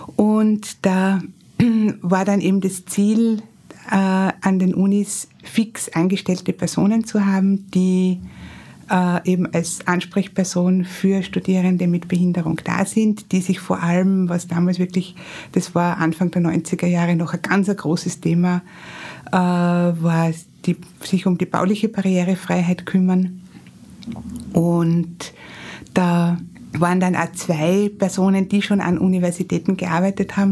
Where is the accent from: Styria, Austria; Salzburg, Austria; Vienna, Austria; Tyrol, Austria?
Styria, Austria; Graz; ich bin in Graz geboren und aufgewachsen